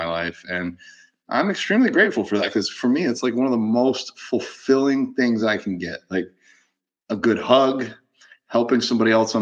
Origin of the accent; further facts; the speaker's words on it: Gainesville, Florida, United States; out of Gainesville, out of my hometown